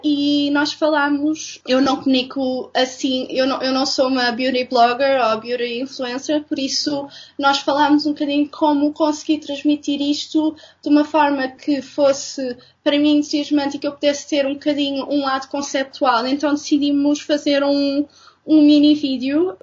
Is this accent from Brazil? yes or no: no; Castelo Branco, Centro, Portugal; also born or lived in Lisbon; eu sou de Lisboa, mas os meus, os, meus, pais mudaram-se para Castelo Branco quando eu era pequena e por okay. isso vivi lá durante grande parte de, de, da minha vida de criança e adolescente